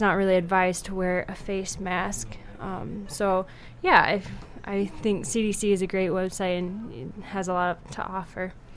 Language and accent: English; Sioux Falls, South Dakota, United States; also born or lived in Vermillion; I grew up in Sioux Falls